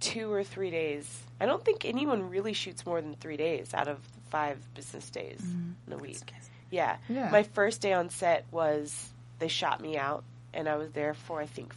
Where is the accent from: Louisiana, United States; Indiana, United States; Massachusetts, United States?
Indiana, United States; Southern; moved away as an adult; I'm from Southern Indiana